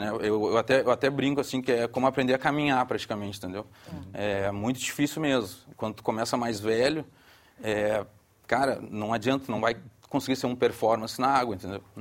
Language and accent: Portuguese; Porto Alegre, Rio Grande do Sul, Brazil; accent: Brazilian; now in Portugal; Mais precisamente de Porto Alegre.